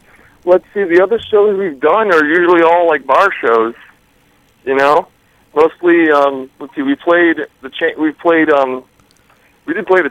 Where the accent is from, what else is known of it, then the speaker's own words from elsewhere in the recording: New York, United States; we hail from the Hudson Valley area of New York State.